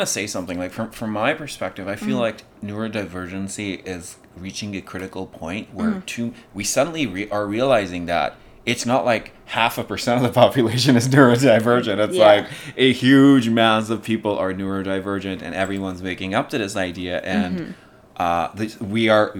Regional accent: Pakistan; born or raised there; English is a second language; moved away as an adult; also born or lived in Kabul, Afghanistan; now in United States

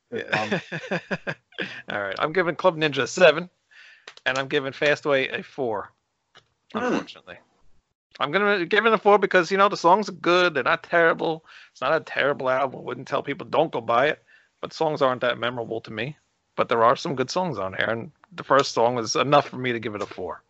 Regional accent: New York, United States; I'm from New York

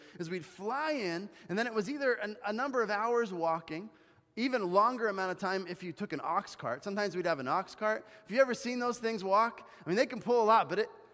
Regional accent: Bolivia; moved away; growing up in Bolivia, right, my mom had actually gotten us horseback riding lessons

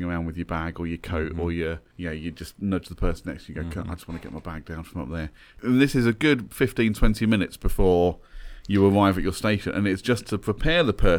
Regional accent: London, United Kingdom; when I was a kid growing up in London

